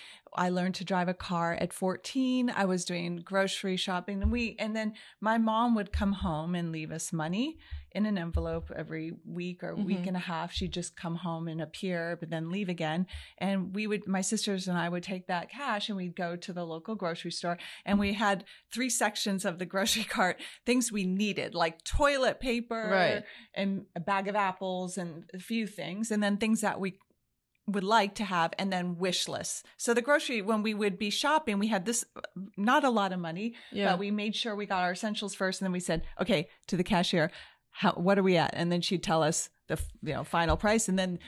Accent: Los Angeles, California, United States; I was raised in the San Fernando Valley. That's a very large area.

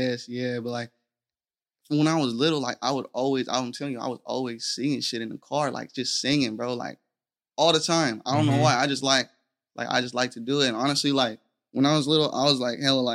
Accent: Stockton, California, United States; I was born at Debrett Hospital

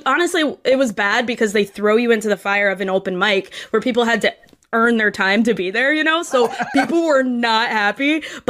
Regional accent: Ohio, United States; now in New York, United States; I'm a producer. Yes. And I live in New York right now. I'm from Ohio, though.

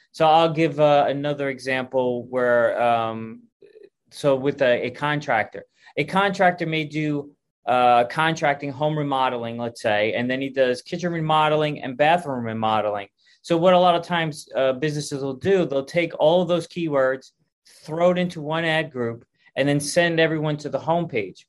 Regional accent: New York, United States; moved away; I'm originally from New York

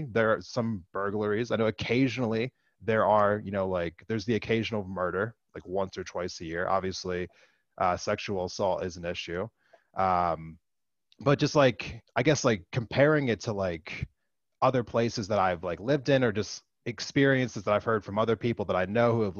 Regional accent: near Philadelphia, Pennsylvania, United States; also born or lived in Great Falls, Montana / Missoula, Montana; now in Montana, United States; where I grew up at next to Philadelphia, like that is a crime like infested like area where I grew up at in Pennsylvania

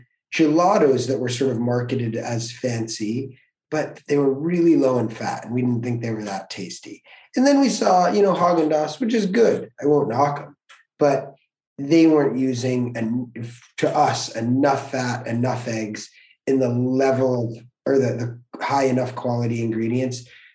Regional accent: Connecticut, United States; drove Good Humor ice cream trucks where we grew up in Connecticut for like 5 years

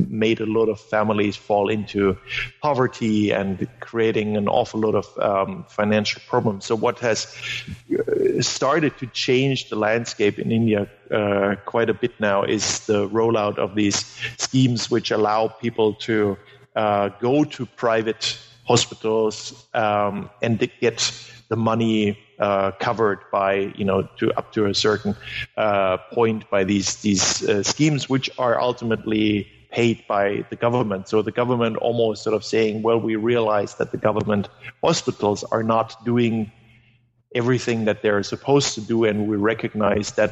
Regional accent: Germany; first language German; English is a second language; in Germany, and, and German is my mother tongue.

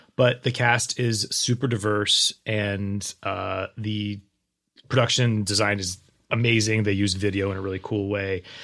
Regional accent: Waverly, Ohio, United States; also born or lived in Columbus, Ohio; I'm from Waverly

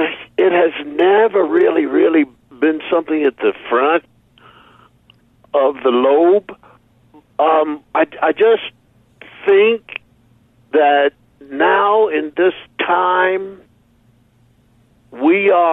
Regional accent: Philadelphia, Pennsylvania, United States; Philadelphia, growing up in Philadelphia, being with people that are now named Fat Albert, et cetera, et cetera.

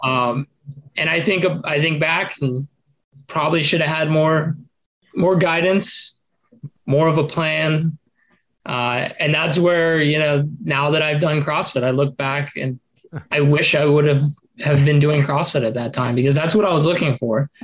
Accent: Las Vegas, Nevada, United States; also born or lived in Oregon; we moved to Vegas okay. when I was like eight. We moved from Oregon

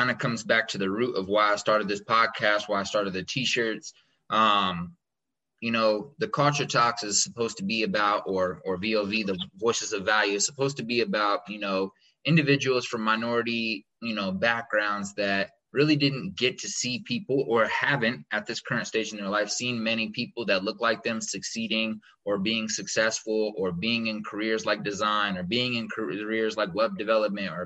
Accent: United States; me being American and, like, you know, just being American

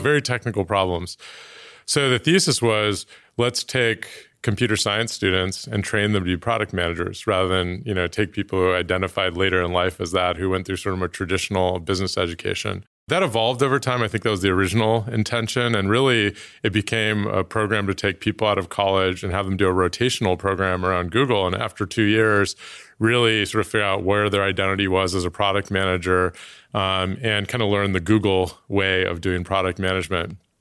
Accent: Oakland, California, United States; moved away; I was born in Oakland, nineteen eighty, Oakland Kaiser. Um, Kaiser, another great Oakland company, and, uh, spent most of my childhood there.

